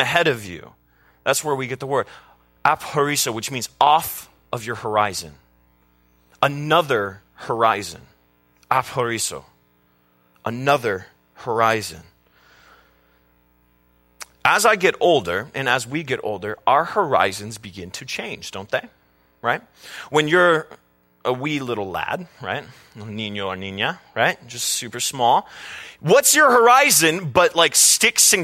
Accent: Carpinteria, California, United States; we grew up in Carpinteria, California, near the beach

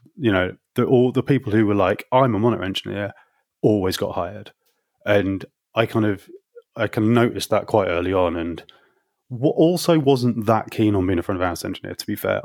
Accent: Hull, Yorkshire and the Humber, United Kingdom; moved away as an adult; now in London, United Kingdom; did that in my hometown of Hull in Yorkshire for kind of three or four years

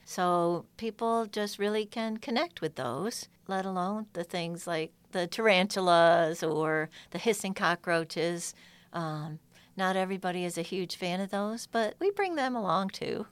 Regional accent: upstate New York, United States; moved away as an adult; now in Georgia, United States; I'm originally from farm and orchard country in upstate New York. And I was that girl running barefoot through fields and streams and woods.

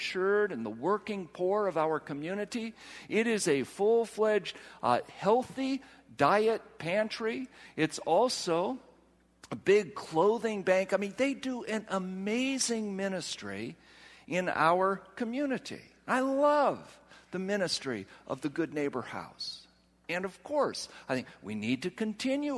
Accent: Ohio, United States; moved away; also born or lived in Walla Walla, Washington; I come from Ohio

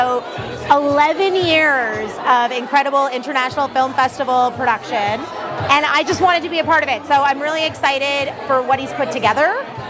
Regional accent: Toronto, Ontario, Canada; I was born in Rexdale, which kind of feels like the original Vaughan. But I grew up going to Canada's Wonderland.

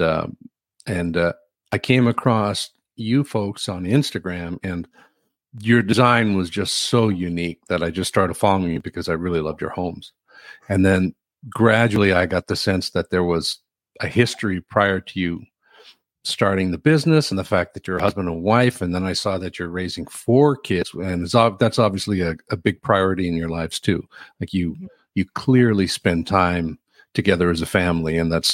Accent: Newfoundland and Labrador, Canada; I'm from Newfoundland

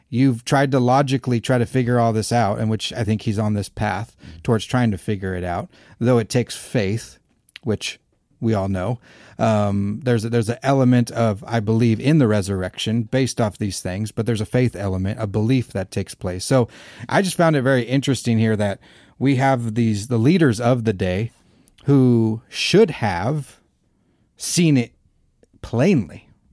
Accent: Arizona, United States; we're from Arizona

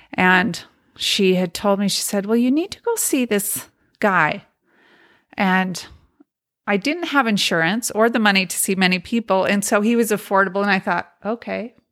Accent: Montana, United States; also born or lived in Logan, Utah; I was born in Logan, and my parents, there was four of us children that were Mormon as children. But when I was two, we moved to Montana to a polygamous community. And so that's where I grew

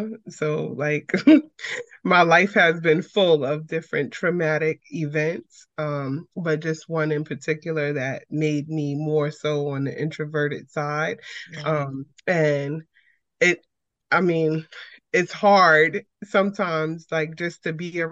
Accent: New York City, New York, United States; I'm from Brooklyn, New York.

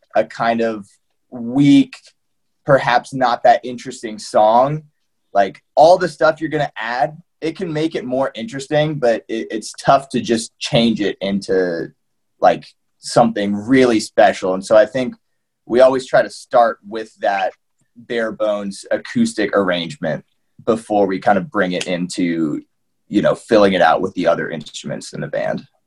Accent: Seattle, Washington, United States; I'm from Seattle

